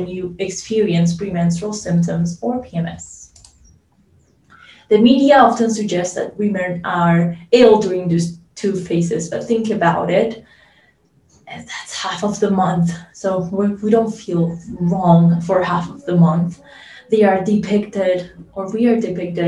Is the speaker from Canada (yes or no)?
no; Colombia; I am from Colombia